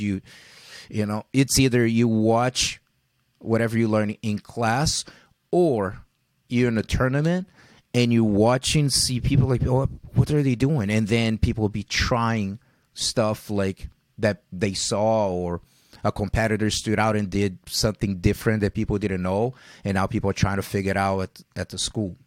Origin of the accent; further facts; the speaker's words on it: Rio de Janeiro, Brazil; living, growing up in Rio